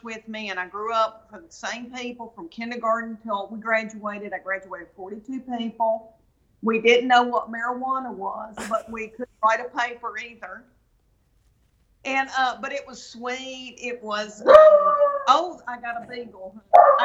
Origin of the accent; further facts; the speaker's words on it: Middle Tennessee, United States; now in Knoxville, United States; Middle Tennessee, a farming community of 500 people that grows dark fire tobacco on the Kentucky-Tennessee border